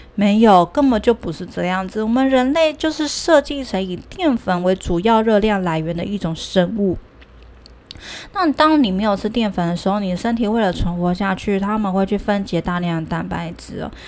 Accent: Taiwan; 我们台湾人真的太爱吃鸡蛋

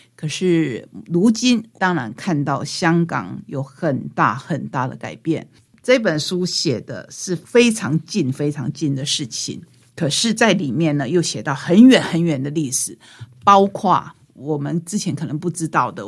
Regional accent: Taitung County, Taiwan; 当然我们台东人自己比较熟悉 我们在地的妈祖

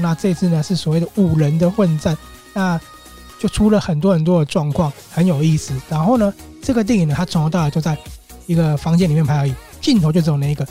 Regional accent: Taiwan; accent: Taiwanese; 我是台湾来的

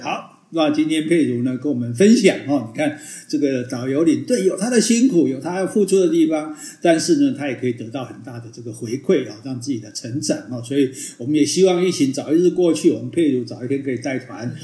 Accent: Taiwan; 我们台湾的大家的游客

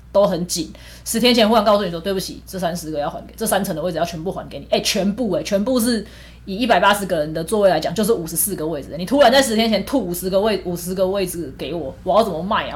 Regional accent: Taiwan; 因为我们都是台湾人

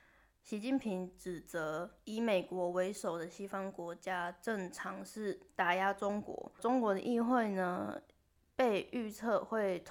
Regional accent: Taiwan; now in Japan; 我身为一个台湾人

